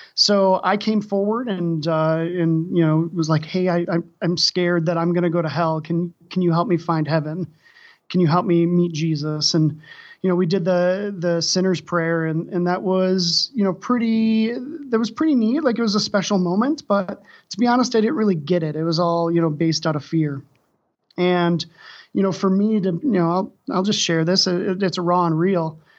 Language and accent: English; Wisconsin, United States; also born or lived in Saint Louis, Missouri; now in Denver, United States; I'm originally from Wisconsin